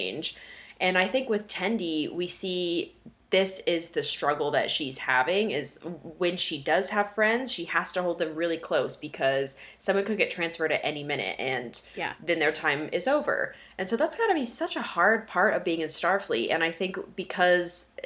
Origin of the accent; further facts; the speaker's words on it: Colorado, United States; moved away as an adult; all my friends that I grew up with in Colorado